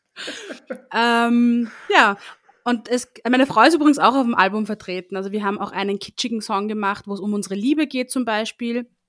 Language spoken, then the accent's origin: German; Linz, Upper Austria, Austria; moved away as an adult; now in Vienna, Austria; ich ursprünglich aus Oberösterreich komme, eigentlich aus Linz. Hin und wieder hört man das auch raus, wenn ich spreche